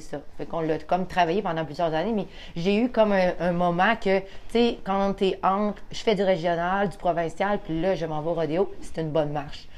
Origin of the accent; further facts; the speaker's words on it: Roberval, Quebec, Canada; moved away as an adult; now in Donnacona, Canada; Moi, je viens de Robertval. OK. Dans le fond, j'étais là comme 25 ans de ma vie